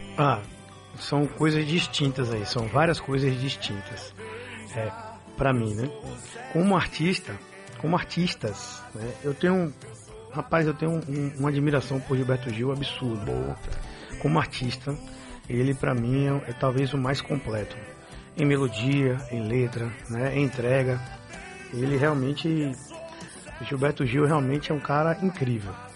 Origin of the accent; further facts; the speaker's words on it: Bahia, Brazil; sertanejo daqui da Bahia